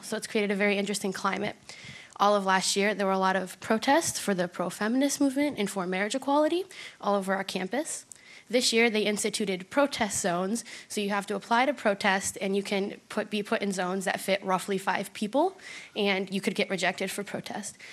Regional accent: Cleveland, Ohio, United States; I grew up in Cleveland

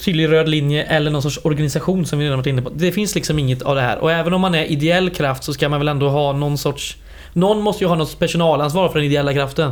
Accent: western Skaraborg, Västra Götaland, Sweden; jag är från västra Skaraborg.

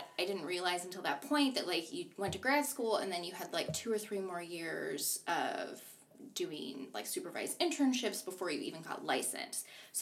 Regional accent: Buffalo, New York, United States; moved away; I'm from Buffalo, New York

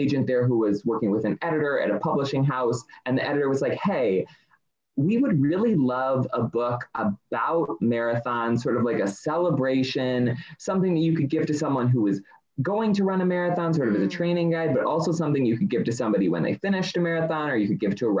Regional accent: Michigan, United States; moved away; I'm originally from Michigan

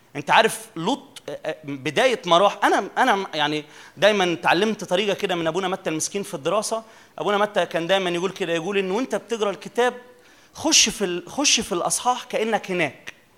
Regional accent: Minya, Minya Governorate, Egypt; عندنا كده في المنيا

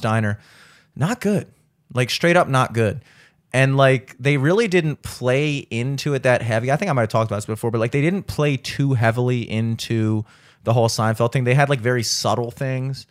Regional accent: the South, United States; I'm from the South

